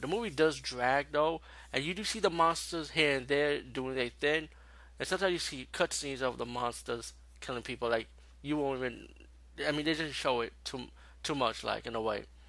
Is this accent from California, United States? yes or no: no; New York City, New York, United States; being a New Yorker